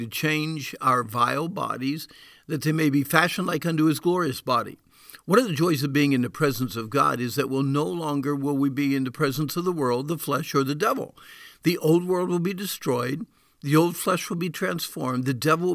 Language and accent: English; Deering, New Hampshire, United States; my first response to you would probably be Deering, New Hampshire.